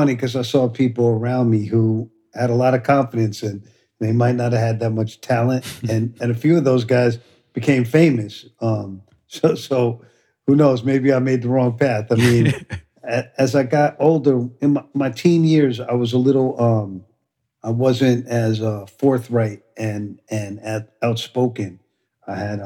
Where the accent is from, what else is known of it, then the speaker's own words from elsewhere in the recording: New York City, New York, United States; I grew up in the East Village